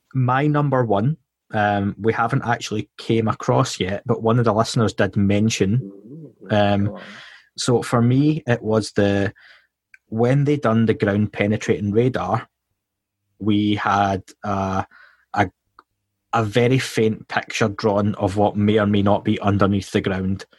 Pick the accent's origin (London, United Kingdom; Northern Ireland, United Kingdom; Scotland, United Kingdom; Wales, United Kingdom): Scotland, United Kingdom; accent: Scottish